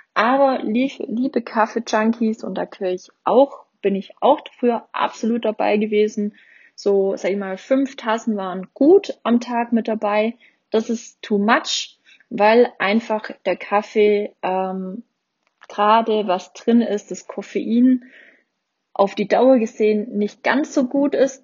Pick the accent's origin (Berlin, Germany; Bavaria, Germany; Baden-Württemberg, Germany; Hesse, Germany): Baden-Württemberg, Germany; bei uns in Baden-Württemberg